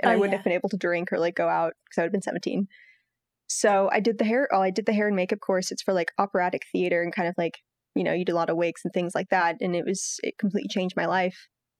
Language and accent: English; Milan, Lombardy, Italy; and they brought me up in Italy. And in Italy, I went to an American school, and I grew up in Milan